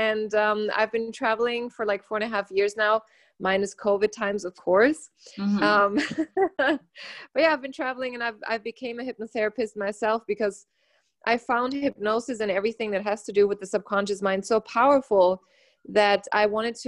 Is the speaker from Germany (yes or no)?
yes; Germany; moved away as an adult; also born or lived in United States; I was born and raised in Germany. And when I was 19, I didn't want to live there anymore. So I went to the US